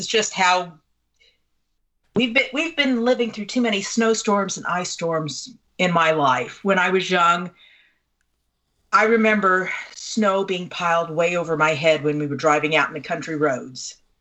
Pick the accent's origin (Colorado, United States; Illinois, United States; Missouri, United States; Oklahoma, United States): Missouri, United States; I'm from Missouri